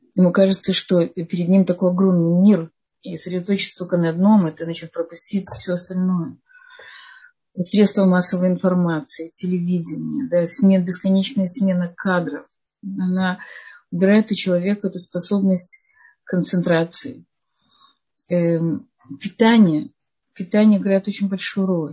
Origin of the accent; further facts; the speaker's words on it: Odesa, Odesa Oblast, Ukraine; я сама из Одессы